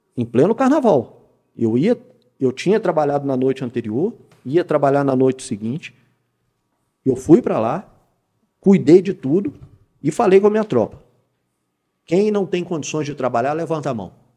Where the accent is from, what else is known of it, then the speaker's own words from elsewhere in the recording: Belo Horizonte, Minas Gerais, Brazil; moved away as an adult; now in Poços de Caldas, Brazil; Sou natural de Belo Horizonte